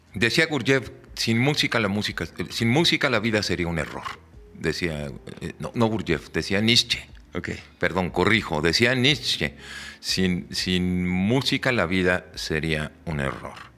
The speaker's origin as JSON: {"language": "Spanish", "country": "Mexico"}